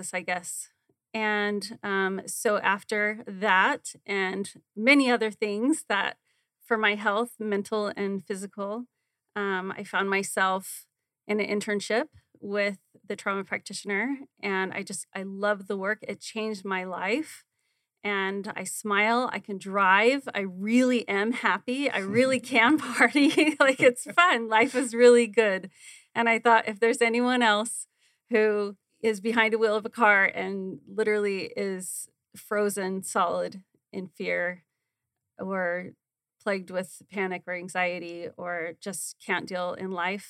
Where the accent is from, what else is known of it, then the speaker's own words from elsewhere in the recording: Arizona, United States; I grew up also here in Arizona